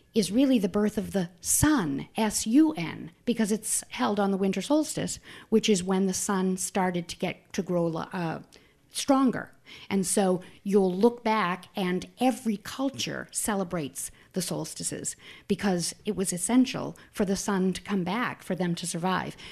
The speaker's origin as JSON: {"language": "English", "town": "Manchester", "region": "New Hampshire", "country": "United States", "tie": "born or raised there", "also_born_or_lived": "Boston", "said": "I grew up in Manchester, New Hampshire, right here."}